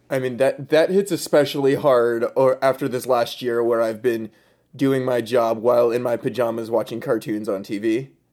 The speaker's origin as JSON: {"language": "English", "area": "right outside Scranton, in the Poconos", "region": "Pennsylvania", "country": "United States", "said": "I am from Pennsylvania, originally right outside Scranton, um, in the Poconos"}